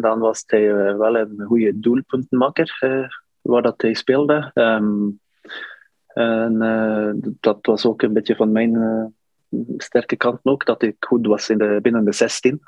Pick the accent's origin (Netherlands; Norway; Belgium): Norway; Northern Norway; Dutch is a second language; moved away as an adult; also born or lived in Turkey; ik kom van de noord van Noorwegen, een koude stad